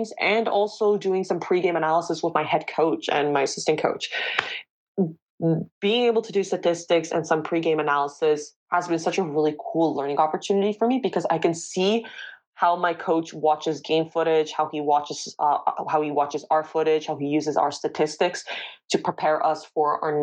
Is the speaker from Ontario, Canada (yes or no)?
yes; Toronto, Ontario, Canada; moved away as an adult; now in Valenciennes, France; I'm from Toronto, Ontario